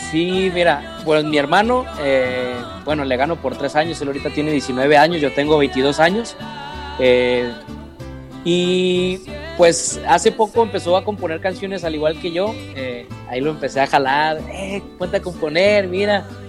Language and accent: Spanish; Mexico; cuando regresamos acá a mi tierra, México